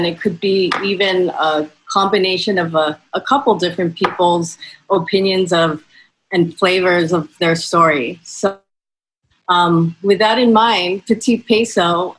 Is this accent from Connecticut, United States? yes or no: no; Hawaii, United States; I'm half Filipino and born and raised in Hawaii. And I didn't know very much about my Filipino side until most recently.